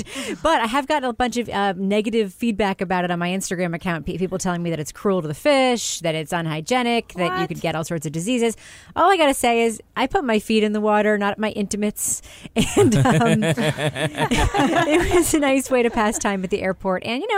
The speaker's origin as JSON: {"language": "English", "region": "New Hampshire", "country": "United States", "said": "I'm from New Hampshire after all."}